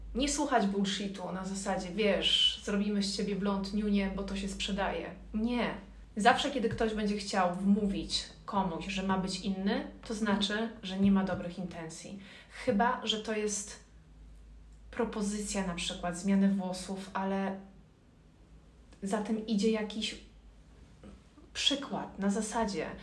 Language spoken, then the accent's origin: Polish; Ciechanów, Masovian Voivodeship, Poland; moved away as an adult; now in Warsaw, Poland; Nie jestem z Warszawy. Przyjechałam z Ciechanowa.